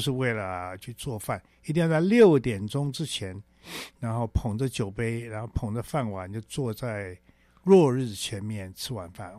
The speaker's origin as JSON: {"language": "Chinese", "region": "Taipei", "country": "Taiwan", "tie": "born or raised there", "said": "我们以前小时候在台北的那个村子里面呢， 上海人跟南京人都有"}